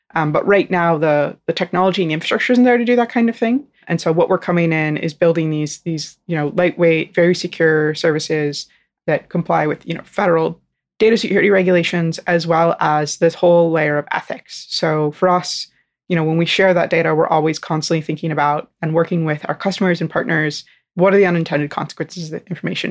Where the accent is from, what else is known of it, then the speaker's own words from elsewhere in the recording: North Florida, United States; I'm from North Florida